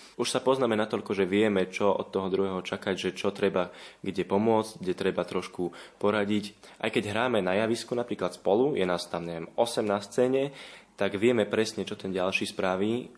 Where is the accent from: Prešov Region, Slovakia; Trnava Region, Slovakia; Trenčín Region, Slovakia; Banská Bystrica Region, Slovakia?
Trnava Region, Slovakia; Jelka; som z Jelky